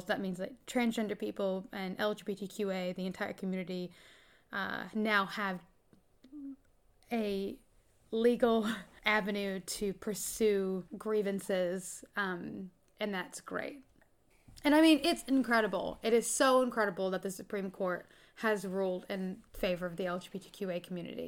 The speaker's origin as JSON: {"language": "English", "country": "United States", "moved": "yes", "lives_now": "New Zealand", "said": "I'm American"}